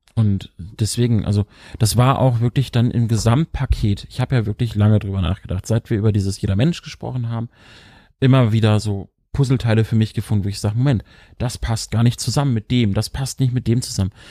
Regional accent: Lower Saxony, Germany; ich als Niedersachse

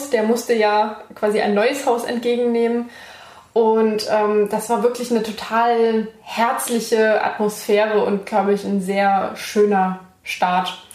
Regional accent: Saarland, Germany; ich komme nicht aus Saarbrücken, aber gut. Saarland generell.

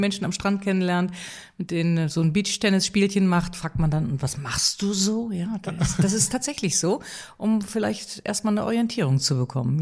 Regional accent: Rhineland, Germany; ich als Rheinländerin

